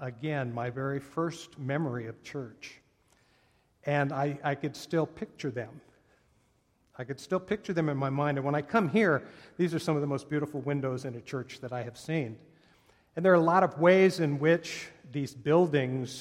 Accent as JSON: {"language": "English", "town": "Oakland", "region": "California", "country": "United States", "tie": "born or raised there", "said": "I was born in Oakland, California"}